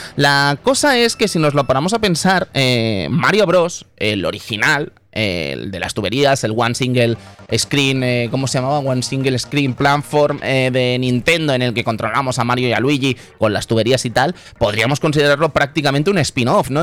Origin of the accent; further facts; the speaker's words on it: Catalonia, Spain; mi tierra